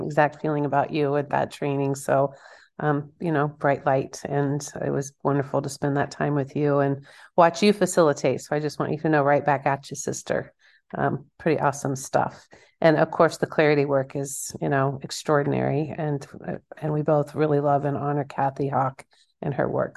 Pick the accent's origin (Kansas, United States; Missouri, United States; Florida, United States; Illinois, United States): Kansas, United States; I'm from Kansas.